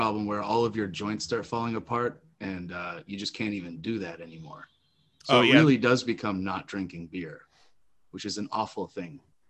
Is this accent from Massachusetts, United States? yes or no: yes; Scituate, Massachusetts, United States; also born or lived in Allston; I'm from Scituate, but I did live in Alton for a while.